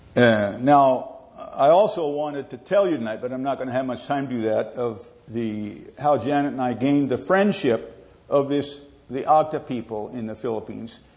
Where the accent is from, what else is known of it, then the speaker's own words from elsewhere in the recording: Southern California, United States; We grew up in Southern California